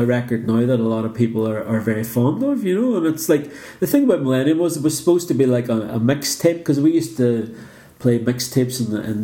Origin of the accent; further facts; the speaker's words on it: Northern Ireland, United Kingdom; we came from Northern Ireland